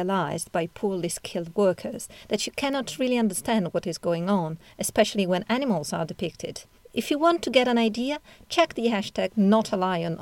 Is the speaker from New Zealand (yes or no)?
no; northern Italy, Italy; English is a second language; moved away as an adult; also born or lived in London; I come from Northern Italy, where I studied art history before moving to London